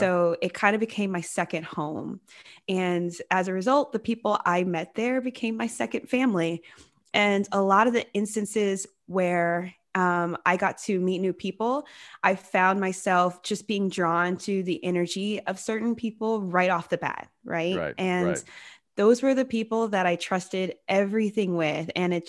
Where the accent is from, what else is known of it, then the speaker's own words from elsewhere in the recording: Georgia, United States; also born or lived in San Diego; I love San Diego. It's a lot of fun, but I am originally from Georgia. And so right now I'm in Atlanta, kind of hanging out with my family and getting to know the state that I grew up in again.